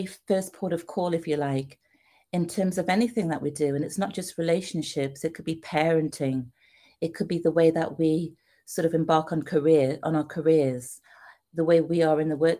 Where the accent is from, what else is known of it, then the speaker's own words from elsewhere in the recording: United Kingdom; moved away as an adult; also born or lived in Trinidad; now in United States; as you can tell by my accent, I'm from the UK. And I came to America